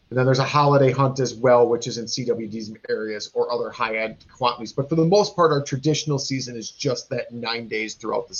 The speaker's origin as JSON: {"language": "English", "region": "Wisconsin", "country": "United States", "said": "we are from Wisconsin. It's a big drinking state"}